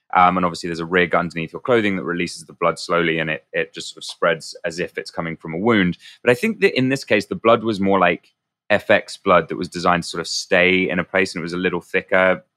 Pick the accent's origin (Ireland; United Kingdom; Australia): United Kingdom; being British